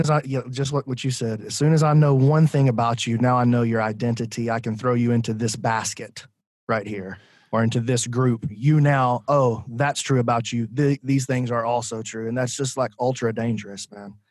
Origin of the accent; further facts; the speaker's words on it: Decatur, Alabama, United States; I'm from Decatur, Alabama